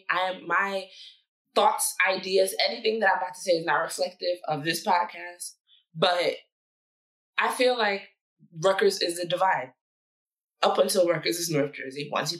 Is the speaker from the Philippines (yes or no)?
no; Nigeria; usually like as a Nigerian, you know, it's very common practice.